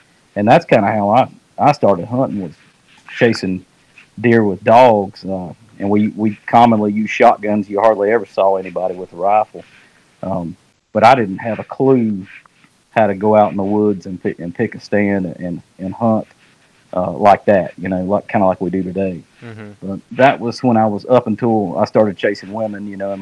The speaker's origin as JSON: {"language": "English", "region": "North Carolina", "country": "United States", "tie": "born or raised there", "said": "when I grew up in North Carolina, and in this area in North Carolina, when I was a kid"}